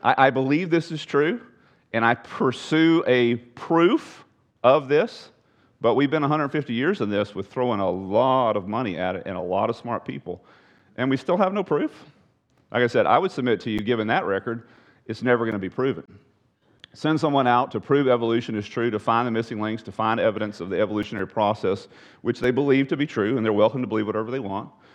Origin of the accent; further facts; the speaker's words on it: Texas, United States; I'm a Texan